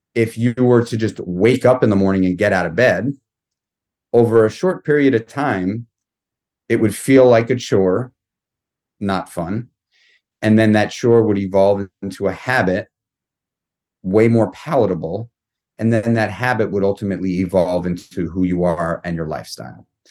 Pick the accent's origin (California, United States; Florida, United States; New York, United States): New York, United States; New York City; I grew up in New York City. I grew up in Manhattan